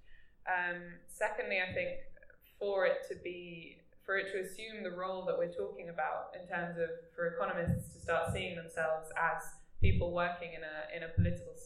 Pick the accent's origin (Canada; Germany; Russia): Germany; now in United Kingdom; I'm from Germany